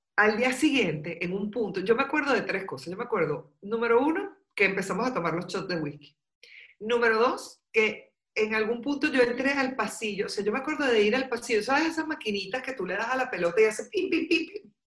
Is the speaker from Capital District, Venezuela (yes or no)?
yes; Caracas, Capital District, Venezuela; yo viví y me crié en Caracas y estuve muchos años en Caracas